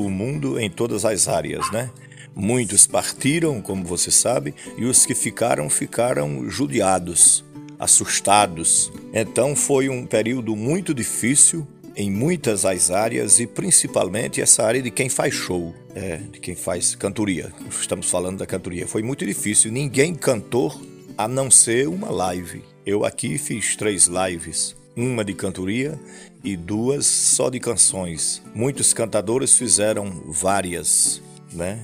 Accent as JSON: {"language": "Portuguese", "area": "Bocaina dam area", "region": "Piauí", "country": "Brazil", "tie": "born or raised there", "moved": "as an adult", "said": "é o berço em que eu nasci, não é? Daqui na casa onde eu nasci são 12 quilômetros. Então foi por aqui os meus primeiros passos"}